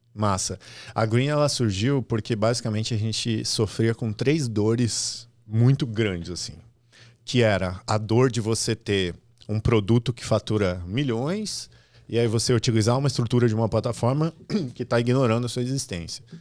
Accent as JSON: {"language": "Portuguese", "town": "Restinga Seca", "region": "Rio Grande do Sul", "country": "Brazil", "tie": "born or raised there", "also_born_or_lived": "Santa Maria", "moved": "as an adult", "said": "eu venho do interior do Rio Grande do Sul, de uma cidade chamada Restinga Seca, 13 mil habitantes. Eu morava no interior dessa cidade"}